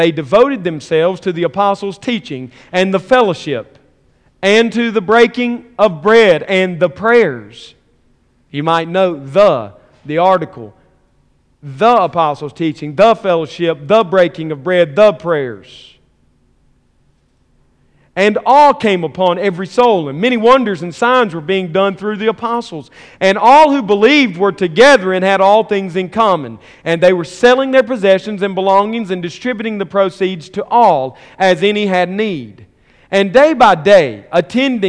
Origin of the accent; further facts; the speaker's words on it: the South, United States; I'm from the South. Long draw, storyteller